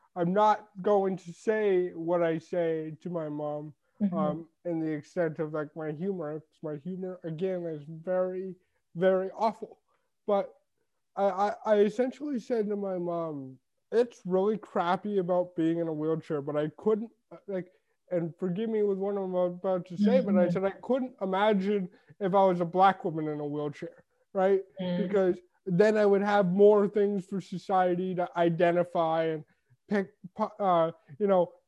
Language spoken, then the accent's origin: English; Toronto, Ontario, Canada; now in Sarnia, Canada; I'm like, from Canada. From Toronto